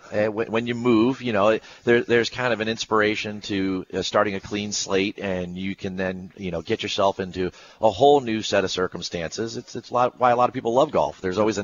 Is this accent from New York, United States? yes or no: no; Edison, New Jersey, United States; I grew up in Edison, New Jersey